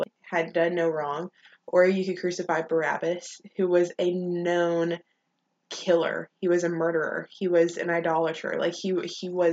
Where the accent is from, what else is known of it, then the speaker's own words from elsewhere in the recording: Longview, Texas, United States; now in College Station, United States; I'm from Longview, Texas, a little town up in East Texas.